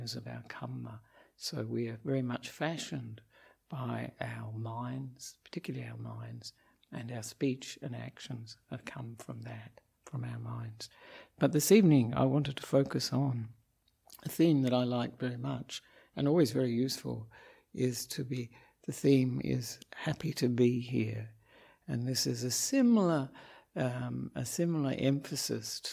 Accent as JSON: {"language": "English", "country": "Australia", "also_born_or_lived": "Victoria, Australia / Perth, Australia", "moved": "as an adult", "lives_now": "Sri Lanka", "said": "I am an Australian Buddhist monk"}